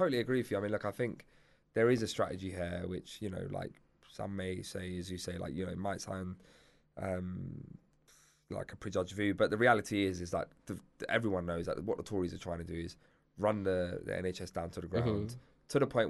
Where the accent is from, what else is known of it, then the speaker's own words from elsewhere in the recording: Cyprus; now in United Kingdom; like my family, for example, we come from Cyprus.